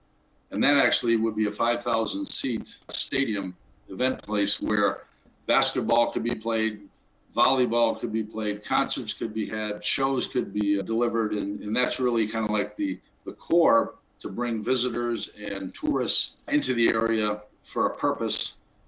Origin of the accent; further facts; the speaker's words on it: Herkimer, New York, United States; moved away as an adult; I'm originally from Herkimer. I grew up in the 50s, 60s, and 70s, and left into the Air Force, and then went off in the high tech, and then came back into the region about 35 years later